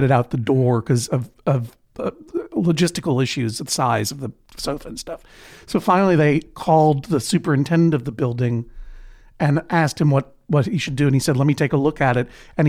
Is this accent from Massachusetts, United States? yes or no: yes; Brookline, Massachusetts, United States; because coming from Brookline, Massachusetts, New York felt like a totally lawless place.